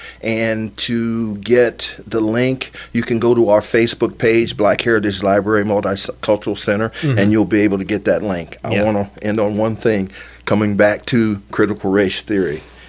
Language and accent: English; Ohio, United States; also born or lived in Alabama; All black teachers, all black school on the west side of Alabama, and I had a good education. When I moved to Ohio in 63 in the third grade, I started going to school with white kids in an integrated environment